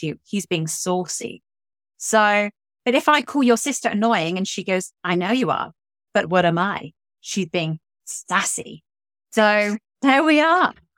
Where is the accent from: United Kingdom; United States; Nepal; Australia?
United Kingdom; England; me being English